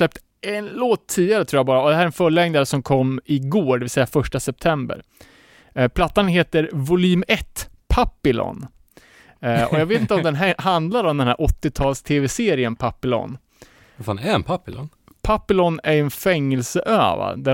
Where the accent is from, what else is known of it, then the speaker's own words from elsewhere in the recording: Cuba; now in Sweden; och jag är från Kuba.